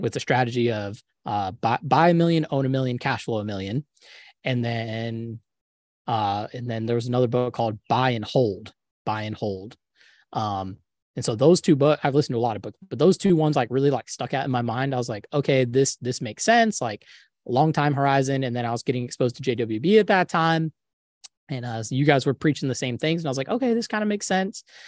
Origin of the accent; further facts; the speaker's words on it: Jacksonville, Florida, United States; now in Tampa, United States; I was born in Jacksonville, grew up in Jacksonville, went to U N F for undergrad, went to U N F for grad